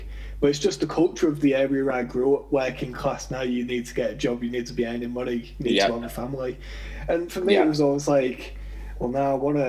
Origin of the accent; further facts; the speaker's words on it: Hull, Yorkshire and the Humber, United Kingdom; moved away as an adult; also born or lived in Manchester; Growing up in Hull, for us, it's almost, like, frowned upon. If you go to uni, that sort of thing. It's like, right, you're 16, you leave school, you get a job.